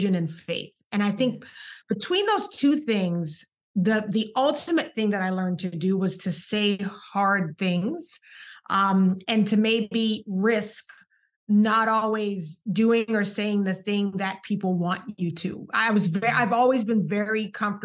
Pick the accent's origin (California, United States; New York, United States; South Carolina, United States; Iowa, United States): South Carolina, United States; Charleston; roots wise, I'm from Charleston, South Carolina.